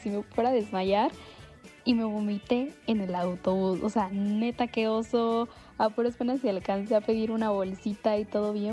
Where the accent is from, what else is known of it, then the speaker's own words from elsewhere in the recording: Veracruz, Mexico; moved away as an adult; now in Mexico City, Mexico; Para esto yo soy de Veracruz.